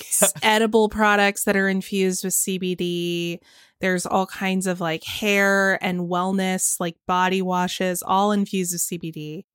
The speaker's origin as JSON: {"language": "English", "region": "Georgia", "country": "United States", "tie": "born or raised there", "said": "my home state of Georgia"}